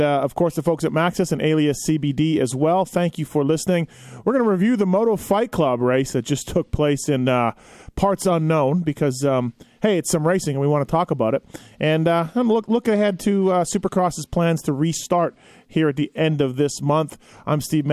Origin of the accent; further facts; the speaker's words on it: Canada; I'm Canadian